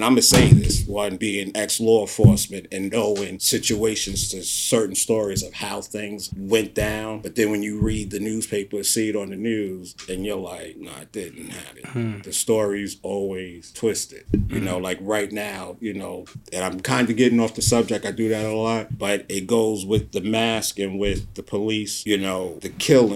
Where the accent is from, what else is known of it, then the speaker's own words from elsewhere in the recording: New York City, New York, United States; growing up in South Jamaica, Queens